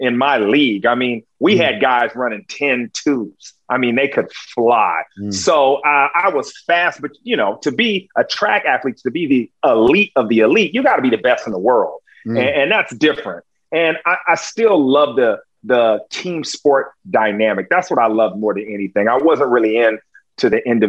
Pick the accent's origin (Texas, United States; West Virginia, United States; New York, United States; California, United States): California, United States; Long Beach; I'm from Long Beach